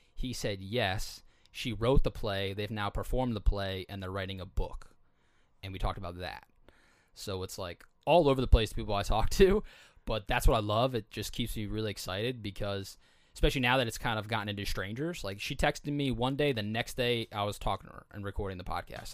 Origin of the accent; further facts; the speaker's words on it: East Coast, United States; I was from the East Coast